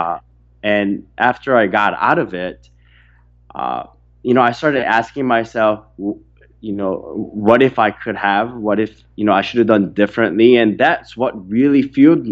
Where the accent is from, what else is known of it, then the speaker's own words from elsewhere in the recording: Orange County, California, United States; I grew up in Orange County not having everything that I wanted